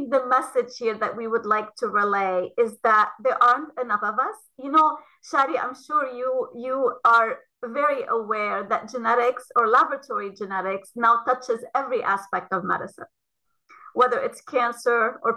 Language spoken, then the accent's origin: English; Lebanon; moved away as an adult; also born or lived in Ohio, United States; now in United States; I came from Lebanon um, after having done a, a Bachelor of Science um, in Lebanon and uh, came to Ohio State for my PhD in molecular genetics.